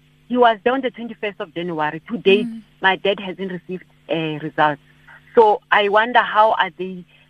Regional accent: North West, South Africa; now in Johannesburg, South Africa; I'm from Northwest

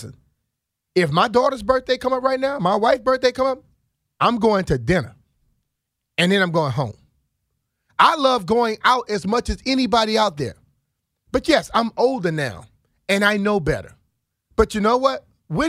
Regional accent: Plaquemine, Louisiana, United States; now in Washington, United States; I came from Plaquemine, Louisiana to Washington, D.C.

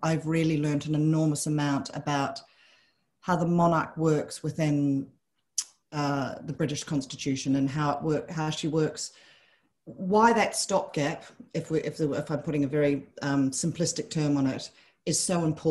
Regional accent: New Zealand; moved away; I grew up in New Zealand

